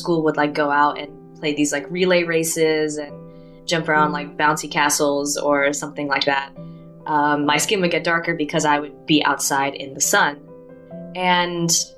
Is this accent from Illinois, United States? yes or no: no; Athens, Tennessee, United States; moved away as an adult; in my hometown, it was mostly a white American population